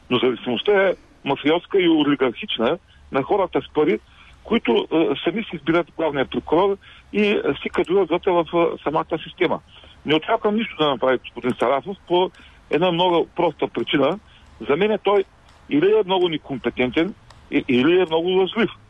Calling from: Ruse, Ruse Province, Bulgaria; съм от Русе.

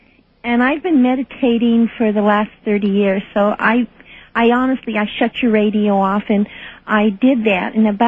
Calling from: Fairbanks, Alaska, United States; I'm calling from Fairbanks, Alaska.

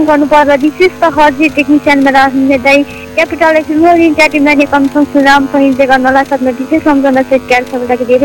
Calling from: Khotang, Koshi Province, Nepal

